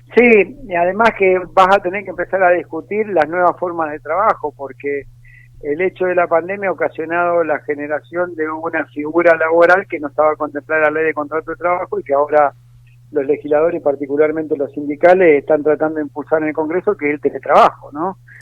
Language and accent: Spanish; Mendoza, Argentina; moved away as an adult; now in Buenos Aires, Argentina; Yo provengo de un hogar humilde en Mendoza, de una madre que fue empleada doméstica toda su vida y de un padre que fue colectivero